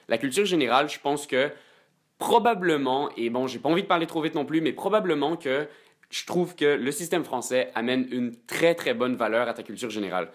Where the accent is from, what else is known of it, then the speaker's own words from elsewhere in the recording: Quebec, Canada; 100% québécois, mes deux parents sont québécois